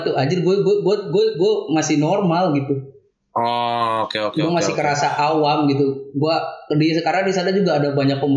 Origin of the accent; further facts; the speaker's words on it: Kuningan, West Java, Indonesia; Oke, gue juga orang Kuningan, Cijoho gue.